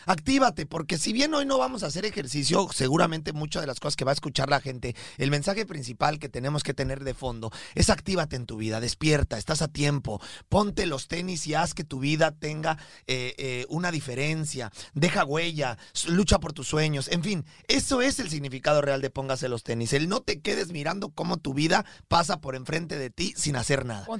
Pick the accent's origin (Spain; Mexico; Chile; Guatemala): Mexico; Rodrigo y yo somos mexicanos de nacimiento, pero colombianos de corazón